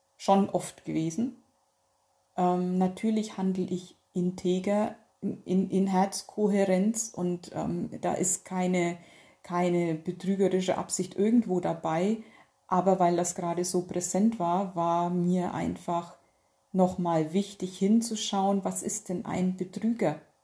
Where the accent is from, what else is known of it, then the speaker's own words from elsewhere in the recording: North Rhine-Westphalia, Germany; bei uns in Nordrhein-Westfalen